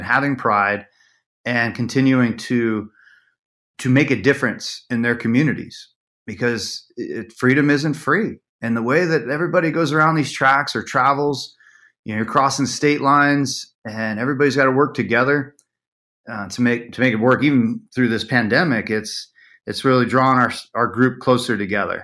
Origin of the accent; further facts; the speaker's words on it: Las Vegas, Nevada, United States; growing up in Vegas